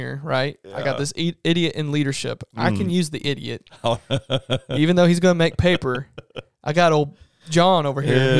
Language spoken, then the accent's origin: English; Medora, United States; I'm from Medora.